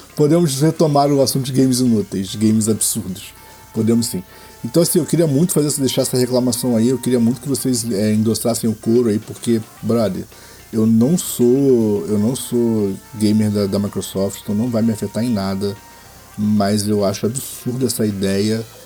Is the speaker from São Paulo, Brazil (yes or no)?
no; Rio de Janeiro, Brazil; eu sou carioca